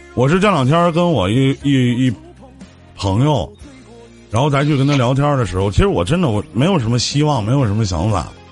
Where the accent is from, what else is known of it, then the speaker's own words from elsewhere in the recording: Northeast China, China; accent: Northeastern; 我们东北话